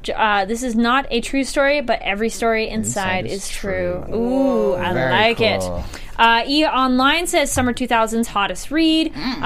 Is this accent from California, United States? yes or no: yes; Santa Barbara, California, United States; That's, like, my hometown.